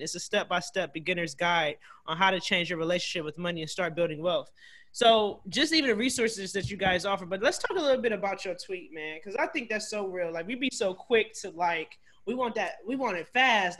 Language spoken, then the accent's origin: English; Cleveland, Ohio, United States; now in Washington, D.C., United States; I actually live here in D.C., so I'm from Cleveland